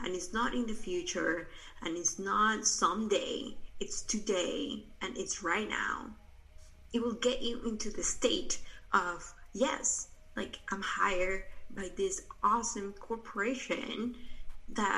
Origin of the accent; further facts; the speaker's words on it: Peru; moved away; I'm original from Peru. I'm actually right now here in Peru. I came back right before quarantine started.